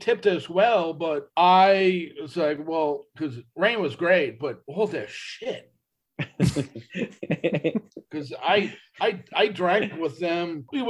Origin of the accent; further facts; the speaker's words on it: East Coast, United States; they knew I was from the East Coast, and I started becoming friends with them